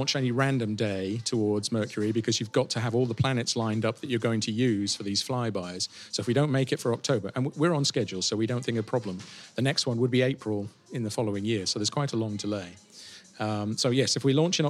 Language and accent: English; United Kingdom; as a Brit